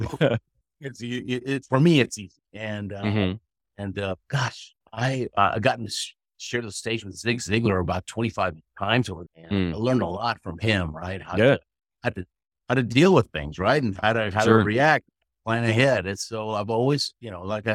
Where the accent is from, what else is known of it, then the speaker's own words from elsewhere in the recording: Houston, Texas, United States; first language Spanish; English is a second language; moved away as an adult; also born or lived in Argentina / Queens, New York; now in Colorado, United States; I was born in Argentina. My family to the U.S. When I was 6 years old. We were in Queens, New York, a couple of years, and then Houston most of my life